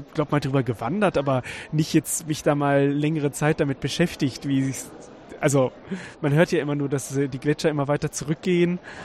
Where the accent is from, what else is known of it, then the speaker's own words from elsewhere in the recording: Weserbergland, Lower Saxony, Germany; moved away as an adult; also born or lived in Karlsruhe; im Weserbergland, wo ich herkomme